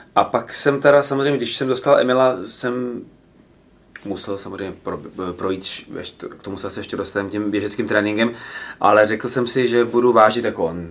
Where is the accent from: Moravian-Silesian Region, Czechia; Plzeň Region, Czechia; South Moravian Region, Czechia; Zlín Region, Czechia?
Plzeň Region, Czechia; Plzeň; now in Prague, Czechia; já jsem z Plzně